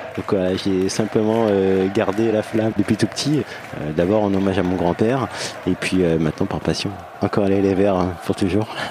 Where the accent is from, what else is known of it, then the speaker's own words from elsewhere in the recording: La Celle-Saint-Cloud, Île-de-France, France; Je suis né à la Salle-Saint-Cloud, en région parisienne.